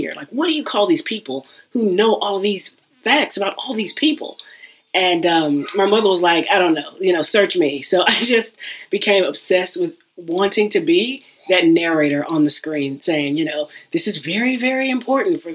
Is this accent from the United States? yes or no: yes; Houston, Texas, United States; I'm originally from Houston, and I worked at a community technology center